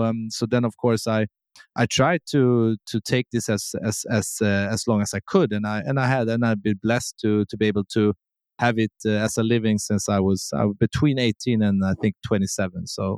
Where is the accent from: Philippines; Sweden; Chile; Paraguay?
Sweden; English is a second language; But I will say Sweden is a really good country to grow up in.